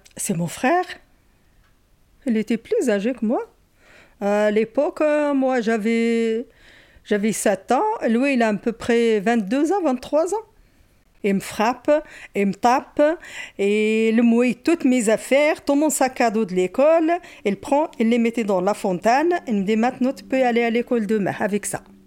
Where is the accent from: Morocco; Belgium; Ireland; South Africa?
Morocco; now in France; Je suis née au Maroc dans une petite ville, dans l'Atlas